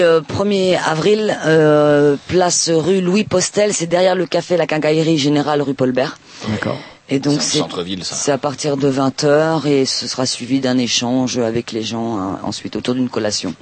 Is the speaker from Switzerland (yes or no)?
no; Palestine; now in France; je viens de Palestine